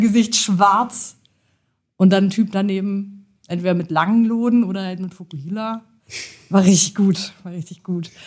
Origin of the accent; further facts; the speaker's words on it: Jena, Thuringia, Germany; ich komme auch aus Jena, genau wie Sepp